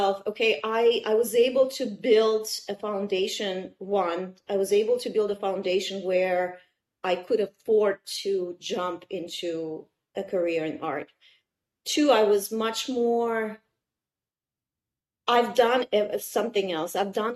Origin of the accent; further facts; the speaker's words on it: Kazan, Tatarstan, Russia; English is a second language; moved away as an adult; also born or lived in Odessa, Ukraine; now in United States; I couldn't go back to Odessa, where I'm from. I couldn't go back to Kazan, where I grew up in Russia.